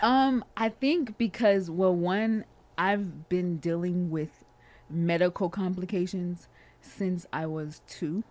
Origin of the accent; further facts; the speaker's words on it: California, United States; I am from Cali